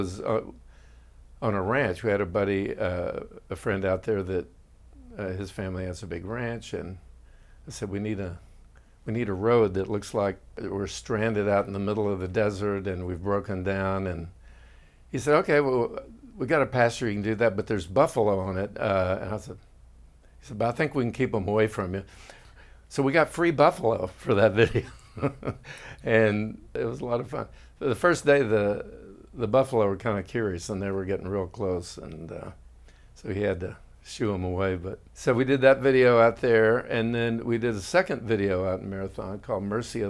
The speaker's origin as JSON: {"language": "English", "town": "Austin", "region": "Texas", "country": "United States", "tie": "born or raised there", "said": "I grew up in Austin."}